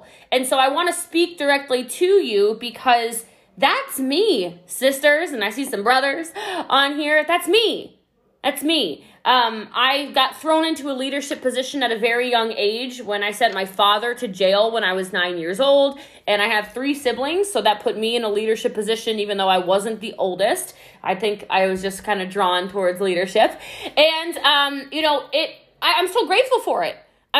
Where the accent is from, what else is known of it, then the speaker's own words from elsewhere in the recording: Hawaii, United States; now in Italy; I'm Hawaiian, for those of you who don't know, so you're speaking directly to my islander when you